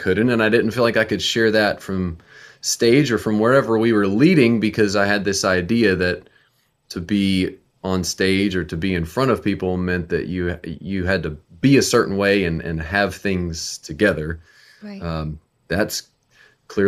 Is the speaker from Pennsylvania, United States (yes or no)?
no; Nashville, Tennessee, United States; we're from Nashville, Tennessee